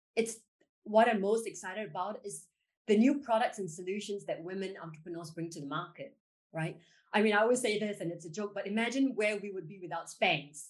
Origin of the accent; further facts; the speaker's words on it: Singapore; I was born in Singapore